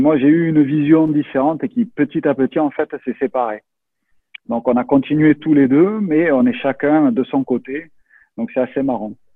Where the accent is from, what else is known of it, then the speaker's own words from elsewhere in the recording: France; also born or lived in Toulouse; je suis français